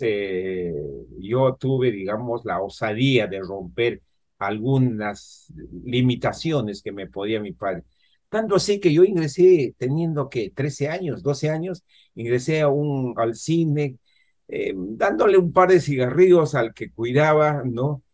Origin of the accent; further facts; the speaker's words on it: Huánuco, Peru; moved away; Yo provengo de Huánuco, ¿no? Una, una ciudad. Allá en mi juventud no había mucha electricidad